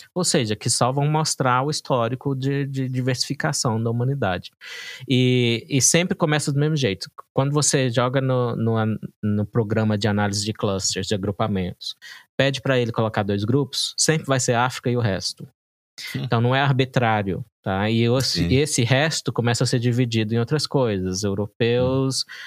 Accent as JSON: {"language": "Portuguese", "country": "Brazil", "said": "como brasileiro"}